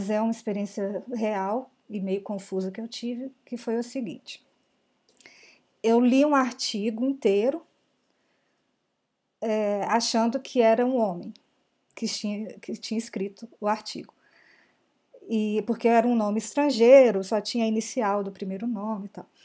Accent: Belo Horizonte, Minas Gerais, Brazil; sou de BH também.

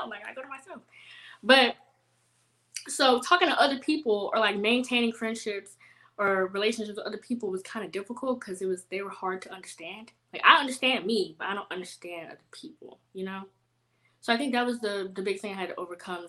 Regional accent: Houston, Texas, United States; also born or lived in San Antonio; growing up in Houston

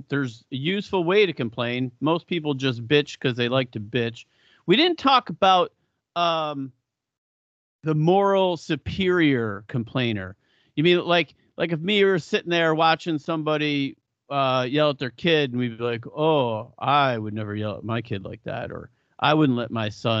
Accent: Buffalo, New York, United States; I go to Hooters and I'm like, I'm from Buffalo. The wings here are so beneath me.

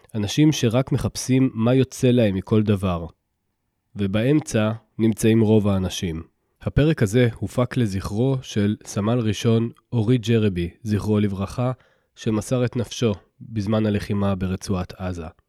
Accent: Israel

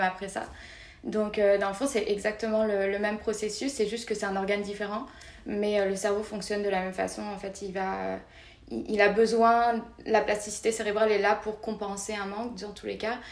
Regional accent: France; moved away as an adult; now in Montreal, Canada; on est assez bien accueillis en tant que Français

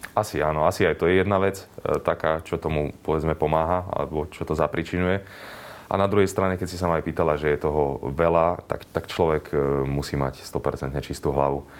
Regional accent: western Slovakia, Slovakia; ja som zo západu

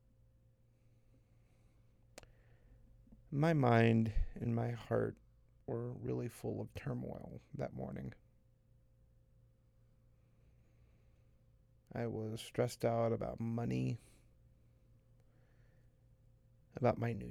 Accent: the Bible Belt, the South, United States; growing up in the buckle of the Bible Belt

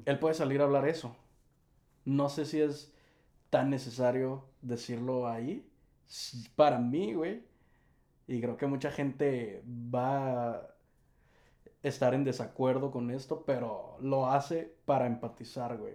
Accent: Tijuana, Baja California, Mexico; somos de Tijuana, Baja California, de lo más al norte del país.

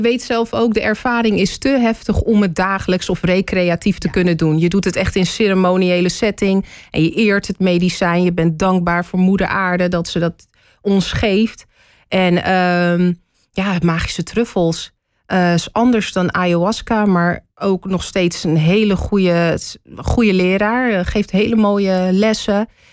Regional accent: Hoofddorp, North Holland, Netherlands; moved away as an adult; also born or lived in Amsterdam / The Hague; now in Amersfoort, Netherlands; Toen ik vier jaar oud was, verhuisde ik naar Hoofddorp. Daar heb ik tot mijn 24ste gewoond

